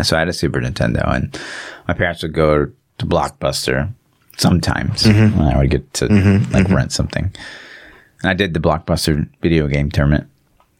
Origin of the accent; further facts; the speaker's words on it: Kansas City, United States; I grew up in Kansas City.